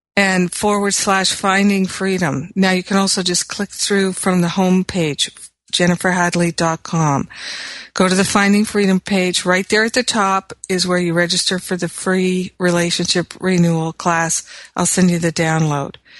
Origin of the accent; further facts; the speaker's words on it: Los Angeles, California, United States; my hometown of Los Angeles